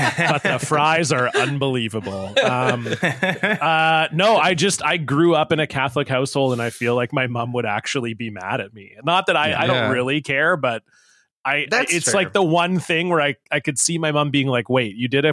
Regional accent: Ontario, Canada; I grew up in Ontario

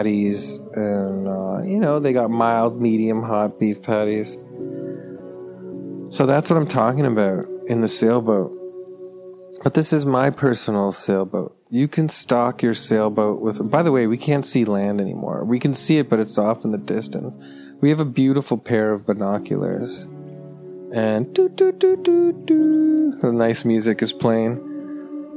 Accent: Toronto, Ontario, Canada; I'm from Toronto, Ontario, Canada

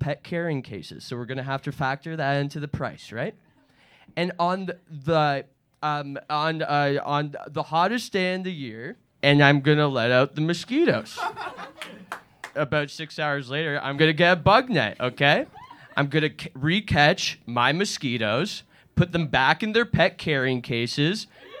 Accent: Canada; I am a nerd from Canada.

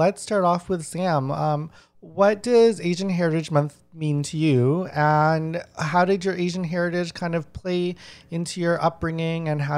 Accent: Winnipeg, Manitoba, Canada; I grew up in Winnipeg and about 80% of my school is Filipino.

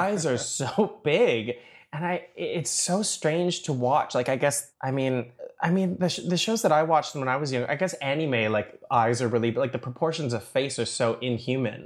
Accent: Toronto, Ontario, Canada; I grew up in Scarborough, but, uh, I mean, sort of. So I, uh, I grew up in Scarborough, but I went to school downtown.

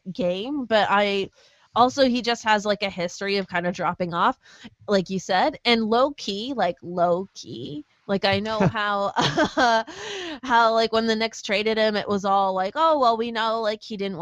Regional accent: Canada; as a Canadian

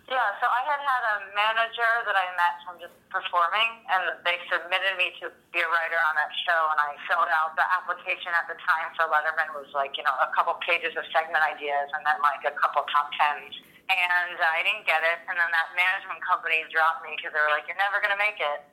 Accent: United States; an American female

